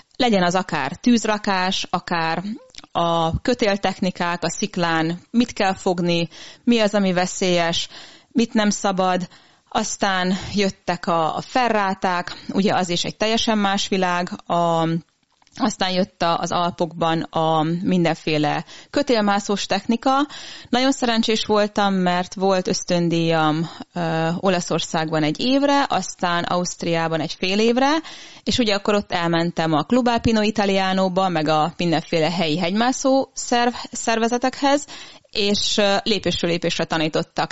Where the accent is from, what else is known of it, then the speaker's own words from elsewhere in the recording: Transylvania, Romania; now in Hungary; én Erdélyben születtem, úgyhogy először az Erdélyi Kárpát Egyesülettel túráztam